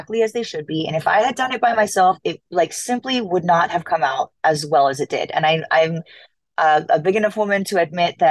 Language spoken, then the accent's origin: English; Los Angeles, California, United States; I like where I'm from, which is Los Angeles. So when my hometown got our team back